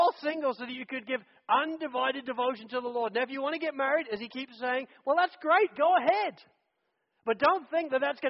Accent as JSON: {"language": "English", "region": "England", "country": "United Kingdom", "said": "I'm an English guy"}